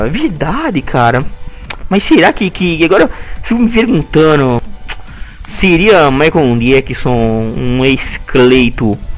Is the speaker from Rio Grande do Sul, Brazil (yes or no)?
yes; Porto Alegre, Rio Grande do Sul, Brazil; esse é por os vacilão. Eu sou de Porto Alegre, a mulherada me adora.